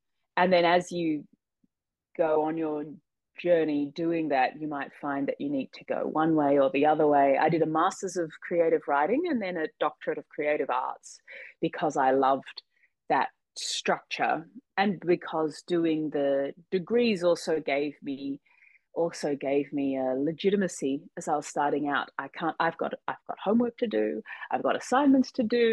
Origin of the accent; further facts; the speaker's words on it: Australia; I'm Australian